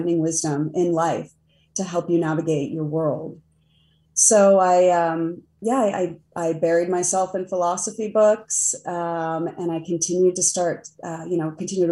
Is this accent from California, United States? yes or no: yes; Del Mar, California, United States; now in Pittsburgh, United States; But I grew up in San Diego in a little beach town called Del Mar